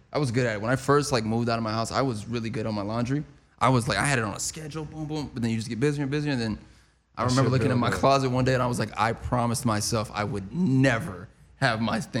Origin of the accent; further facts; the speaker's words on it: Anchorage, Alaska, United States; I was born in Anchorage, Alaska. I'm an Aquarius.